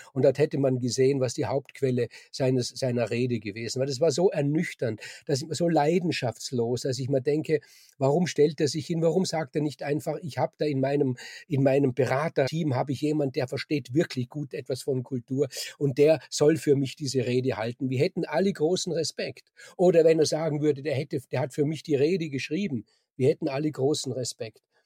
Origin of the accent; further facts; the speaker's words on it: Austria; bei uns in Österreich